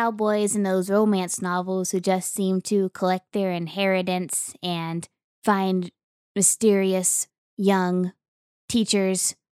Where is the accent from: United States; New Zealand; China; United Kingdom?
United States; Oklahoma; I grew up in Western Oklahoma, so there's a lot of Western heritage that goes on there.